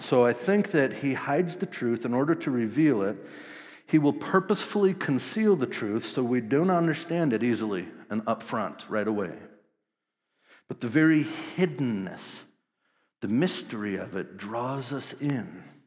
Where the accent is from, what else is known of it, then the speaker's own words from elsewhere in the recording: Wisconsin, United States; I grew up in Wisconsin, small town, uh, about eight thousand people